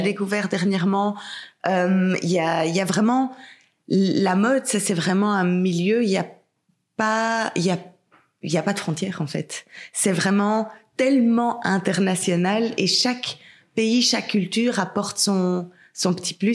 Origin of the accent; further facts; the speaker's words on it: Belgium; also born or lived in England; je suis belge